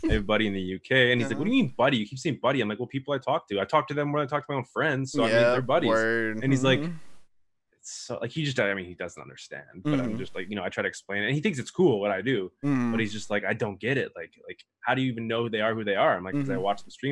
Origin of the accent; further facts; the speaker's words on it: Winnipeg, Manitoba, Canada; now in Calgary, Canada; I am from Canada. Mm-hmm. I'm originally from Winnipeg, Manitoba